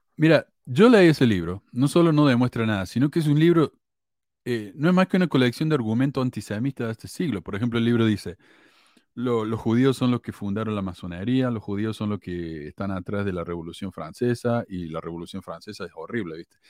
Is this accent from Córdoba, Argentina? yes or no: yes; Córdoba, Argentina; accent: cordobés